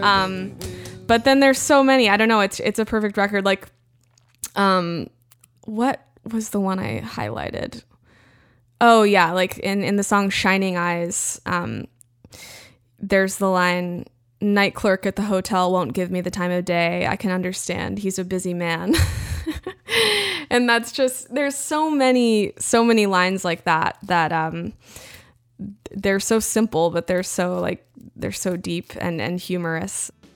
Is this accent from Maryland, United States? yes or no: no; Central Texas, United States; growing up in Central Texas